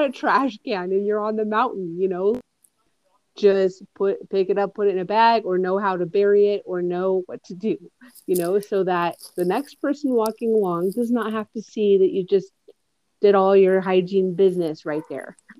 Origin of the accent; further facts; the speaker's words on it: Boulder, Colorado, United States; growing up in Boulder, Colorado